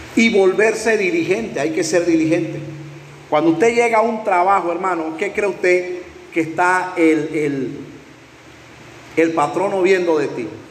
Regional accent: Panama; en Panamá, aquí en mi país

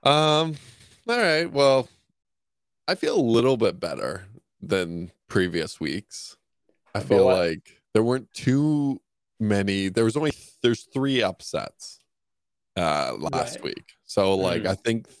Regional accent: Canada; we're Canadian

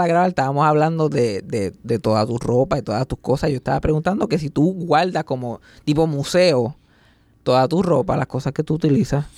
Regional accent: Mayagüez, Puerto Rico; yo me crié en el campo, yo me crié en María, por allá, Mayagüez

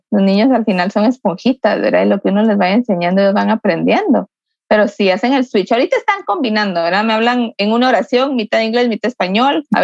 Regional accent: Guatemala; Yo no, no soy de México, soy de Guatemala. Es parecido, pero no es lo mismo

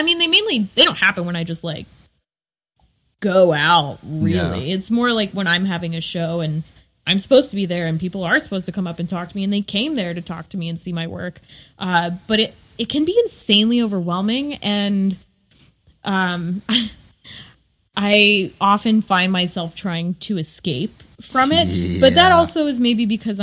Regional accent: the South, United States; growing up in the South

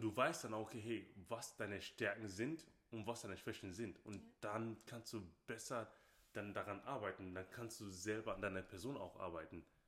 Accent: Nigeria; now in Germany; ich bin nicht hier in Deutschland geboren, sondern ich bin Nigerianer

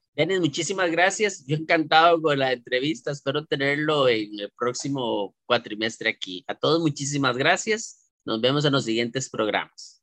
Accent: Costa Rica; nuestra idiosincrasia como costarricenses

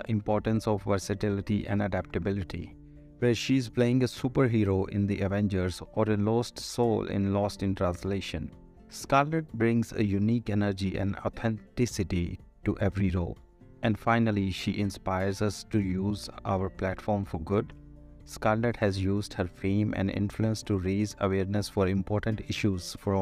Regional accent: Ludhiana, Punjab, India; As a child growing up in Ludhiana, Punjab, India

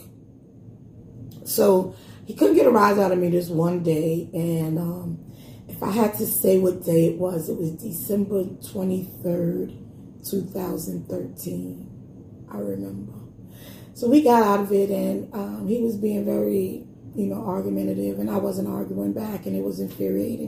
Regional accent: New York City, New York, United States; I'm from Brownsville

